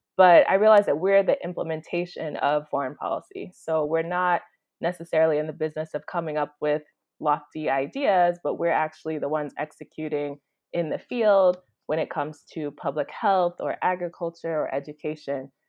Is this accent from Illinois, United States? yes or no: yes; Chicago, Illinois, United States; moved away as an adult; now in Kampala, Uganda; I am originally from Chicago, Illinois